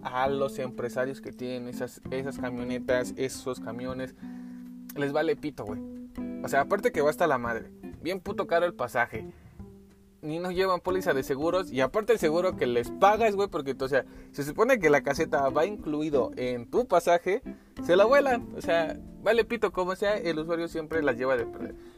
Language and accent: Spanish; Mexico City, Mexico; aquí en la Ciudad de México como buen chilango